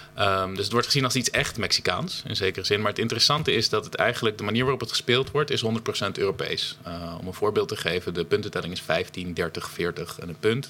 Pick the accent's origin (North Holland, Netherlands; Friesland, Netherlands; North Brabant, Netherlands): Friesland, Netherlands; bij ons in Friesland